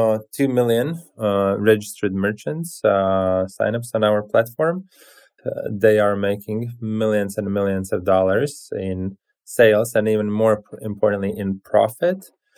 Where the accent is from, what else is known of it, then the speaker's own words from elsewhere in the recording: Latvia; The key connection is that we are both from Latvia.